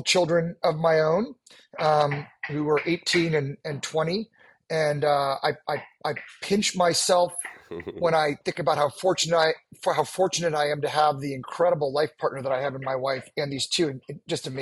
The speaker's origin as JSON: {"language": "English", "town": "Washington", "region": "District of Columbia", "country": "United States", "tie": "born or raised there", "said": "I was born and raised on the East Coast in Washington, D.C."}